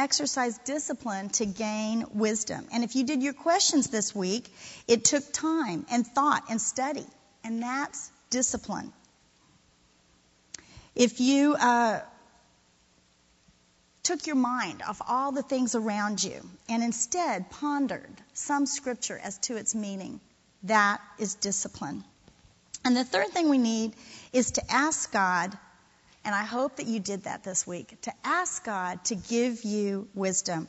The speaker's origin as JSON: {"language": "English", "region": "Florida", "country": "United States", "moved": "yes", "said": "I'm from Florida. I got here a little late. I'm a transplant."}